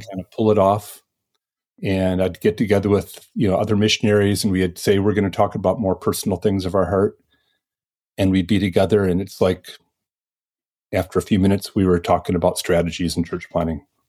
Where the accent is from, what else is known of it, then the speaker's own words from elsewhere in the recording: Detroit, Michigan, United States; moved away as an adult; also born or lived in Ann Arbor, Michigan / Fort Wayne, Indiana; I grew up in Michigan over near Detroit